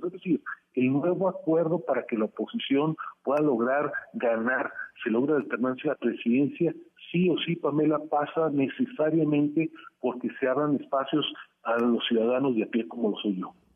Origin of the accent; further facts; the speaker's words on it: Mexico; also born or lived in the US–Mexico border area; nuestro país